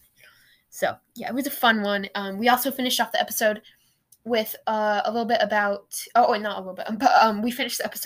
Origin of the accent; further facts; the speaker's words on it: Portland, Oregon, United States; I'm from the Rose City. I live in Oregon. I'm from the Rose City, Portland.